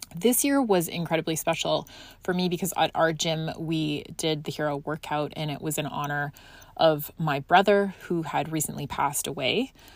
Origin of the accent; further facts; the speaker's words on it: Scotland, United Kingdom; moved away; I grew up in Scotland and I had to go back there for personal reason